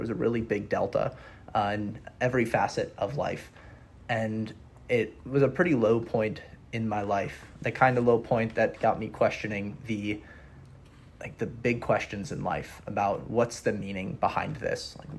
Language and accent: English; Wisconsin, United States; also born or lived in Oregon / Georgia; I'm originally from Wisconsin. Spent most of my life in between Wisconsin, Oregon, and Georgia.